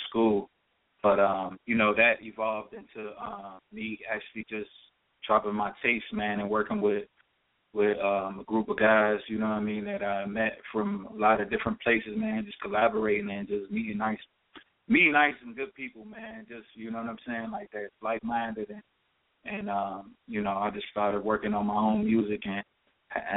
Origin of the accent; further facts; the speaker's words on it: Cincinnati, Ohio, United States; now in Los Angeles, United States; I'm from Cincinnati, as I said before. I grew up downtown Cincinnati